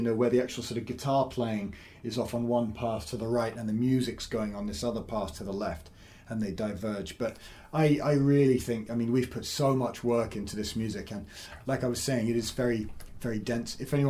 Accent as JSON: {"language": "English", "country": "Saudi Arabia", "tie": "born or raised there", "also_born_or_lived": "Edinburgh, United Kingdom", "said": "So I was born in Saudi Arabia. My parents were teaching out there, so that was a bit of an unusual upbringing. But it was just a British international school, so everyone spoke English"}